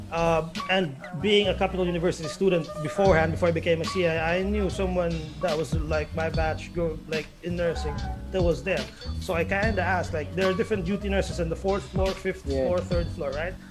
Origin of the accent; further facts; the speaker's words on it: Philippines; moved away as an adult; now in United Arab Emirates; I'm Filipino